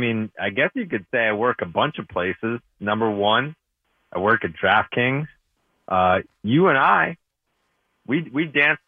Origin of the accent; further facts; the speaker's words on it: Boston, Massachusetts, United States; But I think most would identify me as a Boston guy.